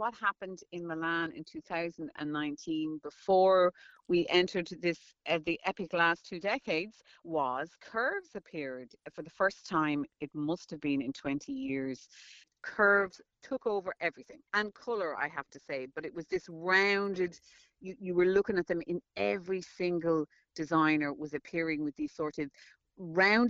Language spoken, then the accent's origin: English; Ireland; I'm Irish and we familiarise ourselves with everybody